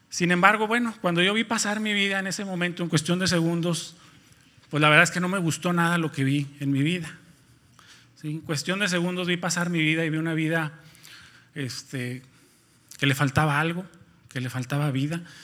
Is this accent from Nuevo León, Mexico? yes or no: yes; Nuevo León, Mexico; moved away as an adult; now in Ciudad Victoria, Mexico; somos de Nuevo León, particularmente yo soy de un pueblo, bueno, antes era un pueblo, ahora es una pequeña ciudad que está ubicada a 30 minutos de Monterrey